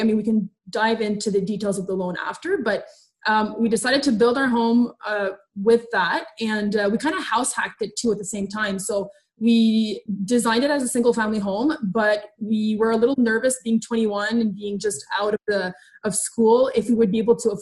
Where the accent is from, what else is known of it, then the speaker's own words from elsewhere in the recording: Canada; also born or lived in Ottawa; We're French Canadian. We live just outside of Ottawa, which is the capital city of Canada.